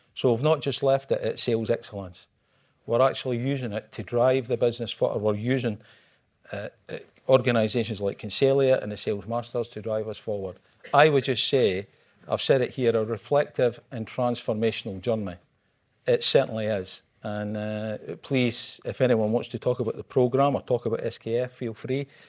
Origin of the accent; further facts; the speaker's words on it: Scotland, United Kingdom; I'm Scottish